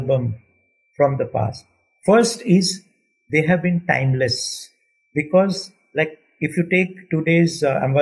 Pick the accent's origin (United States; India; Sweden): India; as an Indian, I don't think culturally we have changed so much